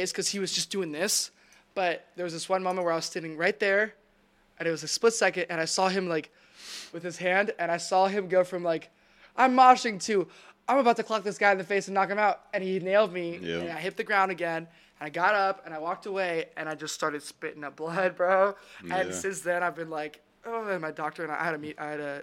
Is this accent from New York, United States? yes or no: no; Dallas, Texas, United States; born or raised there; also born or lived in Russia